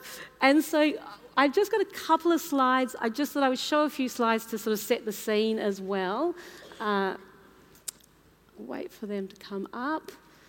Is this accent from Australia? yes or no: no; Papua New Guinea; born there; So I was born in Papua New Guinea, my mum was born in India, my dad is from the Isle of Man in the British Isles